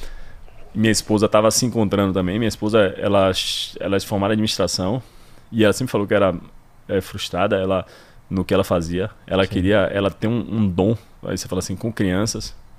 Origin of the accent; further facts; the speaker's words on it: Salvador, Bahia, Brazil; moved away as an adult; also born or lived in Pará / Tocantins / São Paulo / Rio de Janeiro; sou soteropolitano, Nasci aqui, vivi aqui minha vida inteira até me formar